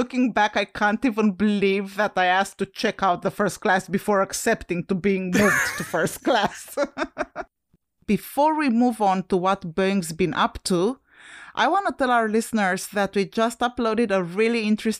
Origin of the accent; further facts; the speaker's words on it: Romania; now in United States; When I came from Romania to the US, obviously I started my journey at the Henri Coandă Airport in Bucharest